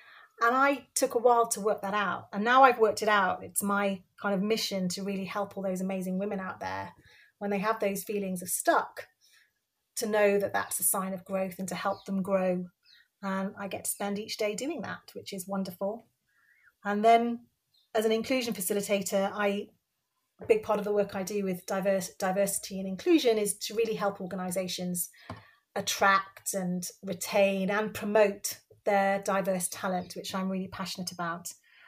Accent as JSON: {"language": "English", "town": "Cardiff", "region": "Wales", "country": "United Kingdom", "tie": "born or raised there", "said": "So I was born in Cardiff. I'm Bangladeshi origin. So my parents were both born in Bangladesh and came over in the 60s and landed in Wales, which was great. And I have two sisters and grew up in Wales the whole time and lost my accent"}